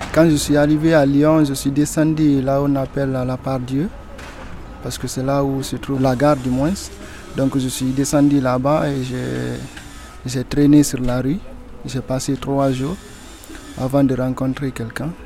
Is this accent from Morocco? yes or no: no; Boké, Boké Region, Guinea; moved away as an adult; now in France; Je suis né en Guinée, à, à Boké précisément